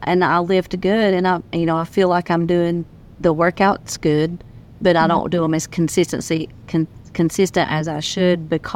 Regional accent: Tennessee, United States

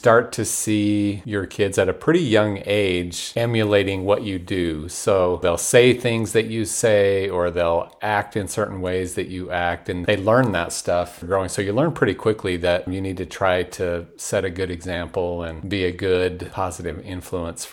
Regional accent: Salt Lake City, Utah, United States; I grew up in the Salt Lake area.

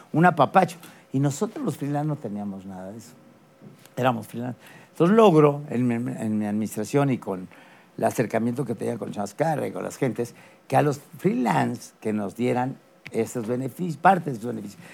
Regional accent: Mexico City, Mexico; nací en la Ciudad de México

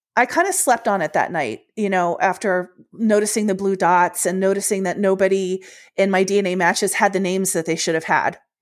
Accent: Washington, District of Columbia, United States; also born or lived in Ohio; I was born in Ohio, although when I was little, we moved to Washington, D C, which is my hometown

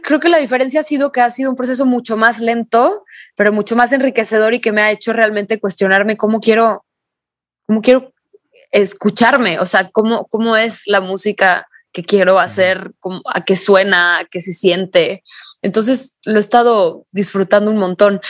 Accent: Guadalajara, Jalisco, Mexico; somos de Guadalajara, entonces las playas a las que fuimos de chicos, pues eran las de Jalisco

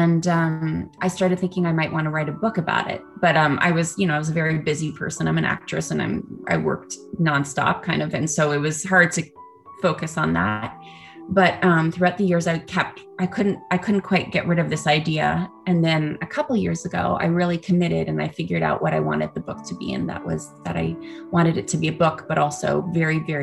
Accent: Canada; now in Los Angeles, United States; I am a Canadian born actress

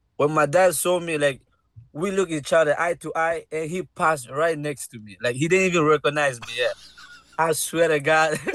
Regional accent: Guinea; now in United States; I'm from Guinea

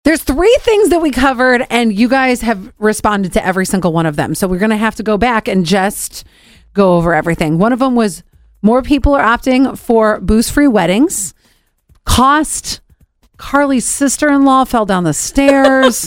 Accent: Cleveland, Ohio, United States; I'm from Cleveland, Ohio.

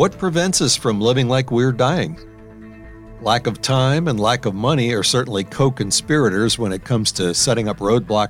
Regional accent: New Orleans, Louisiana, United States; moved away as an adult; also born or lived in Wisconsin / Illinois / Maryland; My hometown, New Orleans

